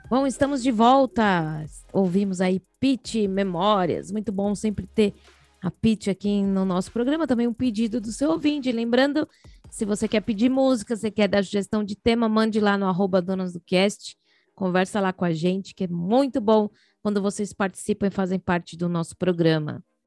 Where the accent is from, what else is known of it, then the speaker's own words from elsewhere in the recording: São Paulo, Brazil; Nós somos de São Paulo, capital